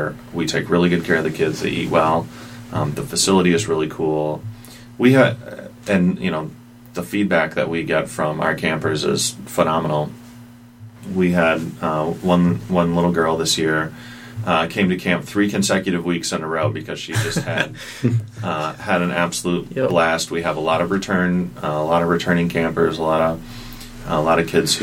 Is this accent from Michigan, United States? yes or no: yes; Holland, Michigan, United States; I grew up in Holland